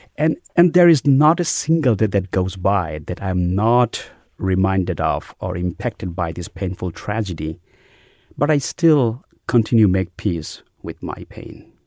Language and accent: English; Bangladesh; moved away as an adult; also born or lived in New York City, United States / Dallas, Texas, United States; now in United States; I grew up in a devout Muslim middle class family in Bangladesh